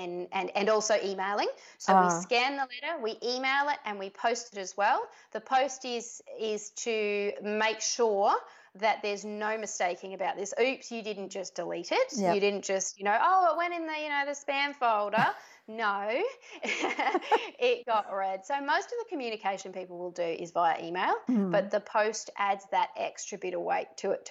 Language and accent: English; Australia; I was born in Australia